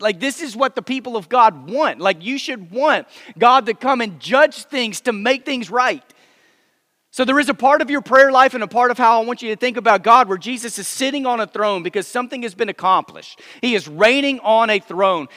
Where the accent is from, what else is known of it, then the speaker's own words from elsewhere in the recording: Texas, United States; moved away as an adult; now in Memphis, United States; I grew up first twenty-seven years of my life. I lived in Texas, but I've lived in Memphis now for a few years with my wife